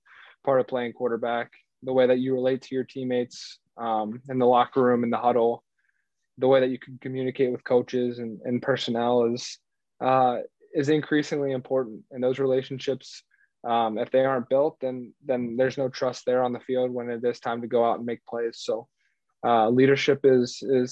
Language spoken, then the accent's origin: English; Cincinnati, Ohio, United States; I grew up in Cincinnati